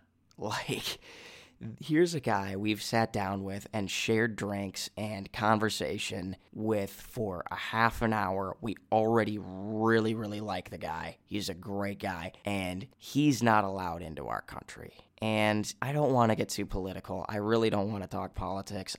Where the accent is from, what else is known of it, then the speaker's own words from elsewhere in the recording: Minnesota, United States; accent: Minnesotan; moved away as an adult; my accent come out as American, especially Minnesotan